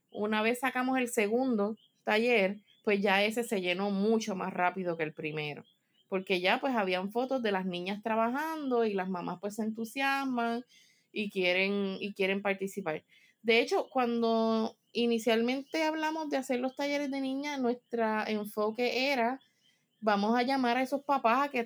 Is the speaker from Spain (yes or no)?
yes; Spain; yo soy de España, aunque fue lo pequeño, este, yo soy una chica de ciudad